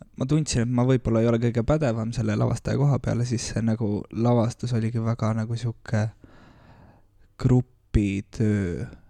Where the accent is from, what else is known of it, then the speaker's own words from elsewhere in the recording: Tartu, Tartu County, Estonia; also born or lived in Saaremaa; mina olen Tartust